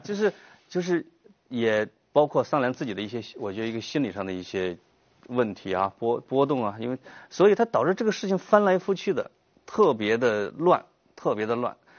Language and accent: Chinese; Henan, China; accent: Henan dialect; first language Henan dialect; moved away; 我把他的话转换成河南话的时候，那就是我的家乡话